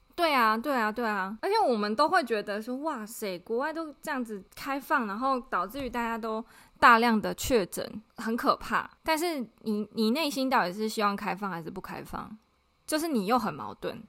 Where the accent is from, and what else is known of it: Taiwan